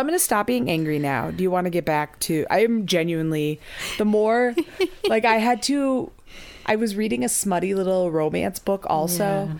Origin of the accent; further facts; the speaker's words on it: United States; I am deeply American.